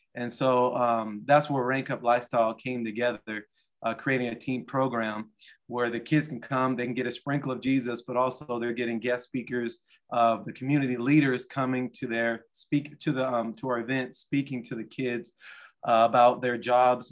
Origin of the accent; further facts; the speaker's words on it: Portland, United States; moved away; I'm from Portland